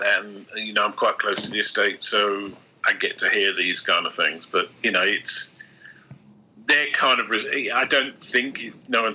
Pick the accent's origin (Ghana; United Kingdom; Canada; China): United Kingdom; London; I was born and raised in London